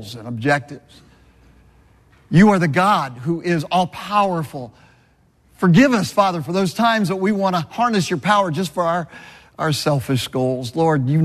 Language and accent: English; Southern California, United States; I was born and raised in Southern California